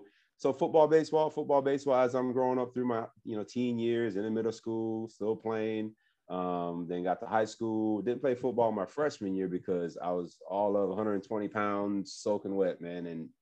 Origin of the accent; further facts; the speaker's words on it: Florida, United States; I grew up in Florida now.